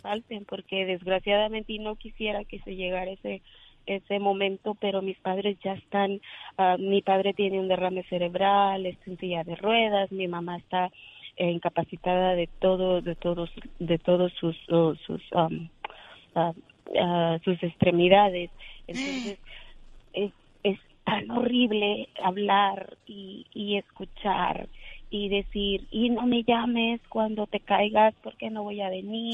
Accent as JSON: {"language": "Spanish", "town": "Pátzcuaro", "region": "Michoacán", "country": "Mexico", "said": "Yo soy de Pascuaro."}